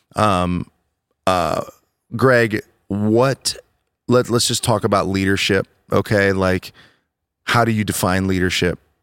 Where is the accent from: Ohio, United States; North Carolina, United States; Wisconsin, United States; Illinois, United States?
Ohio, United States; Worthington; I'm from Worthington